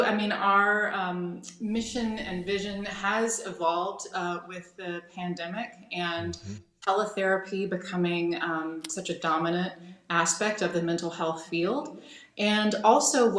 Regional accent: Asheville, North Carolina, United States; moved away as an adult; also born or lived in Manhattan, New York; now in Greenwich, United States; I grew up in North Carolina, was active in the Presbyterian church in my hometown of Asheville

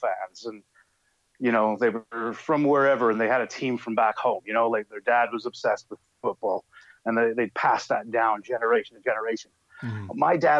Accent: Canada; moved away as an adult; also born or lived in Taiwan; I grew up playing footy. I really can't skate at all. I'm a really bad Canadian.

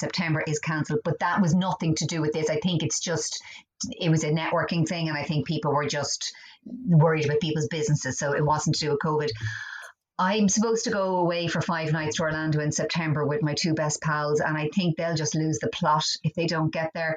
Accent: Dublin, Leinster, Ireland; also born or lived in Cork (parents); I was born in Dublin. I have Cork parents. Very Cork parents.

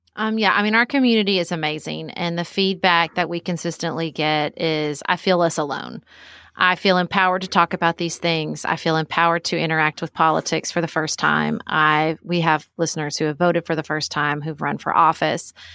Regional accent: Paducah, Kentucky, United States; moved away as an adult; also born or lived in Washington, D.C.; I live in my hometown of Paducah, Kentucky

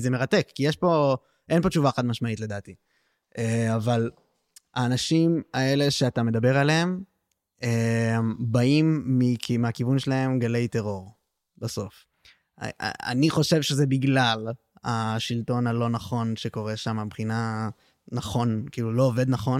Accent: Tel Aviv, Tel Aviv District, Israel; בתור תל אביבי

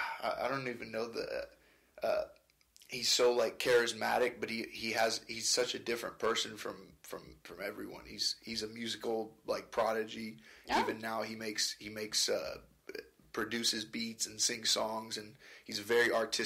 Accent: Stockton, California, United States; moved away as an adult; also born or lived in Italy; I grew up in Stockton from the time I was 3 to the time I was 18 when I finally moved up here

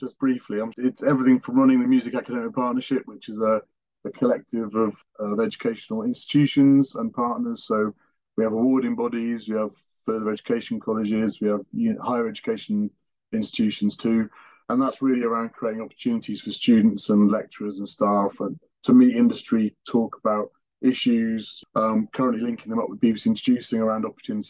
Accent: West Wales, United Kingdom; I grew up in West Wales, and actually not very well off at all

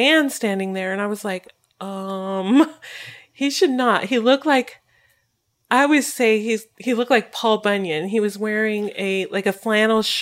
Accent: Colorado, United States; I'm from Colorado

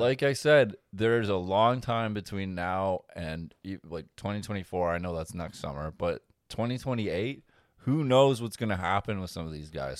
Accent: Canada; as a Canadian

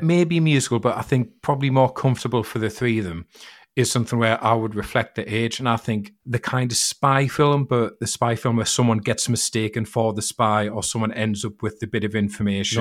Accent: United Kingdom

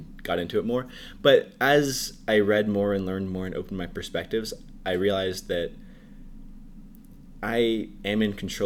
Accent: Pittsburgh, Pennsylvania, United States; moved away as an adult; also born or lived in Texas; I am from Pittsburgh, Pennsylvania. I grew up there, lived there all my life, actually, until I moved to college.

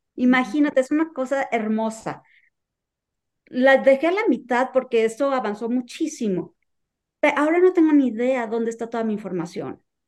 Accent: Mexico; en mi experiencia como mexicana

